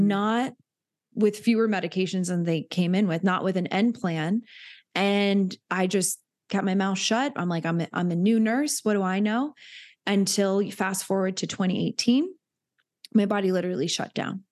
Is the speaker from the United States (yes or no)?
yes; Hilton Head, South Carolina, United States; I grew up in Hilton Head, which is a very wealthy area